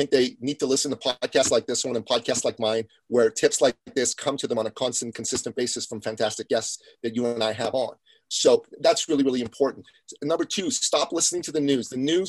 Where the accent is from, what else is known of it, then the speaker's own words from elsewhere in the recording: Iran; moved away; Well, my family comes from Iran. We're Christians from Iran, ethnic Assyrians on my father's side. And we came here right after the Iranian Revolution.